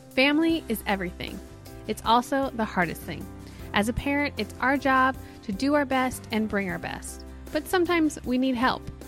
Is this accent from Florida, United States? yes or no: no; Mount Shasta, California, United States; also born or lived in Weaverville; we grew up in Mount Shasta, so we used to make snow caves